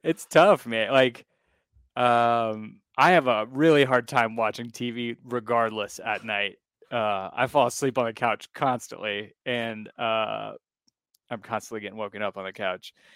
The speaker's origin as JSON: {"language": "English", "country": "United States", "tie": "born or raised there", "also_born_or_lived": "Alabama / South Carolina", "said": "growing up in Alabama and South Carolina"}